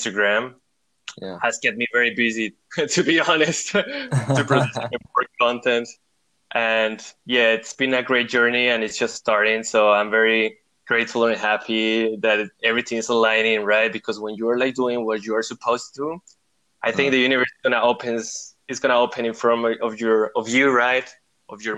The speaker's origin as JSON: {"language": "English", "country": "Costa Rica", "also_born_or_lived": "Germany", "moved": "as an adult", "lives_now": "Europe", "said": "I'm originally from Costa Rica, but I've been living in Europe for about 8 years"}